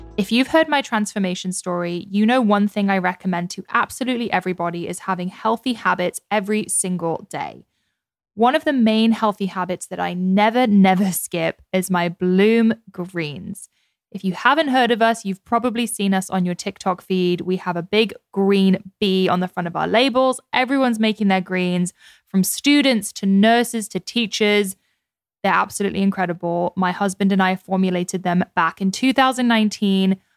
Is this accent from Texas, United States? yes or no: no; Scottsdale, Arizona, United States; I grew up in Scottsdale